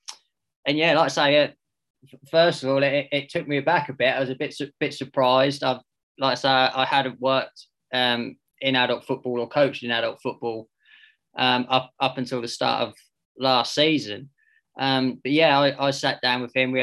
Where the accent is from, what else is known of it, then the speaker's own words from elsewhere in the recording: Diss, East of England, United Kingdom; I'm from Diss